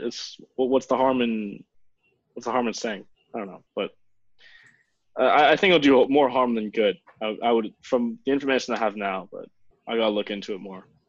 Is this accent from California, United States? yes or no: no; Miami, Florida, United States; I was born in South Miami Hospital, so just like half of Miami.